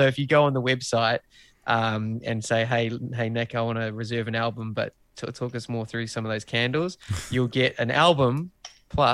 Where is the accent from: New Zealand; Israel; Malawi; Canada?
New Zealand; being a Kiwi bloke